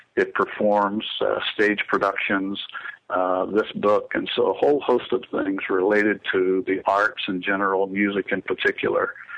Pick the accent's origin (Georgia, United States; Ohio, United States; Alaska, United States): Georgia, United States; Statesboro; around Savannah and Statesboro where we grew up in South Georgia